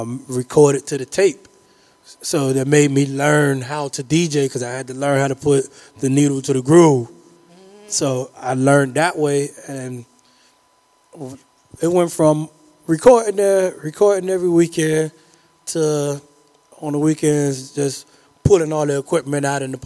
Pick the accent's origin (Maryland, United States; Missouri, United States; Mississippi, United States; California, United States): Missouri, United States; Kansas City; I grew up in Kansas City and in VG Projects, 4-2, you know, the Deuce, that's my family